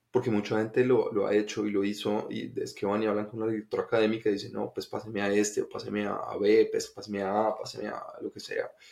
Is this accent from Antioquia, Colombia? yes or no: no; Bogotá, Colombia; yo nací en Colombia, nací en Bogotá